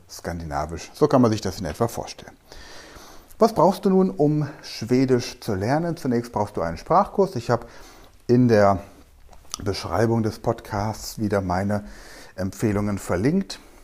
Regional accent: Germany; now in Mainz, Germany; Ich komme aus Deutschland

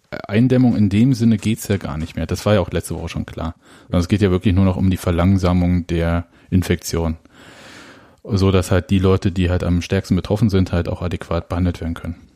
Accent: Berlin, Germany; kennen wir ja als Berliner.

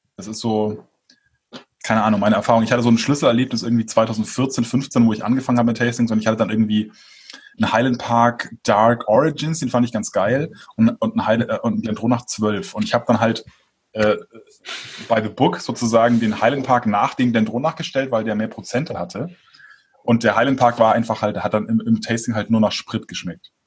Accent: Franconia, Bavaria, Germany; moved away; als Exil-Franke

